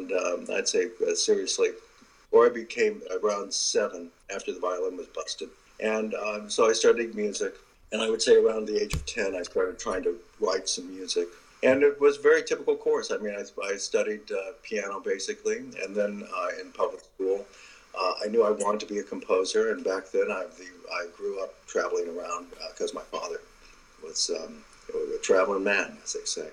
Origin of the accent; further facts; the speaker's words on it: California, United States; I'd grown up basically here in California